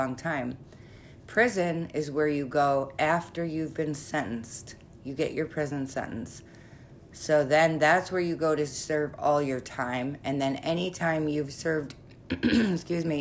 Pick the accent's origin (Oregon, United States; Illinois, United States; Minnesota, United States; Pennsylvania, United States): Illinois, United States; Chicago; we're from Chicago.